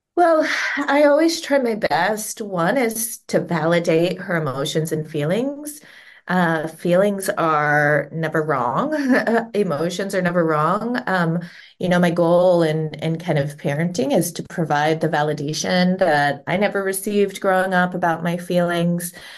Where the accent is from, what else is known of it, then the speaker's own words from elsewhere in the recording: Cincinnati, Ohio, United States; moved away as an adult; now in Southern California, United States; I was born and raised around Cincinnati, Ohio